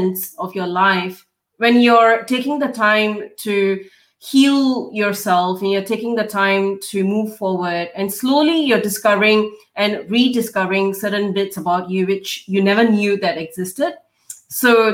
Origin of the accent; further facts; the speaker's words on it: Singapore; moved away as an adult; now in Melbourne, Australia; So, I'm a Singaporean. I grew up and, did my education and everything in Singapore